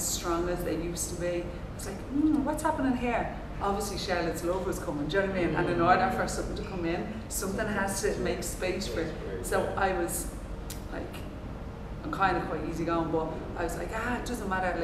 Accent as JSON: {"language": "English", "country": "Ireland", "said": "I'm an Irish natural mover"}